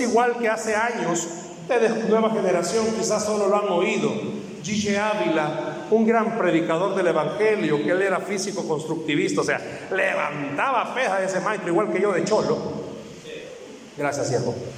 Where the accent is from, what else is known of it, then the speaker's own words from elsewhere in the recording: El Salvador; No tenemos identidad como salvadoreños